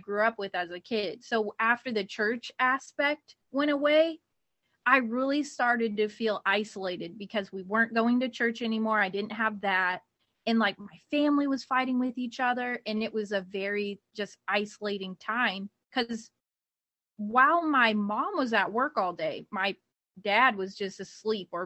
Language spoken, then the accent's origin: English; Ohio, United States; moved away; I'm actually from Ohio